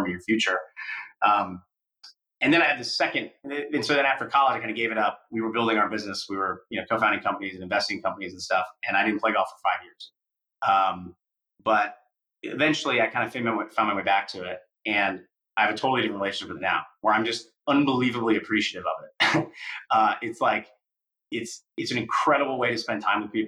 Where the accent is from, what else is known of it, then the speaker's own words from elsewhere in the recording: Iowa City, Iowa, United States; moved away; I grew up in Iowa City, Iowa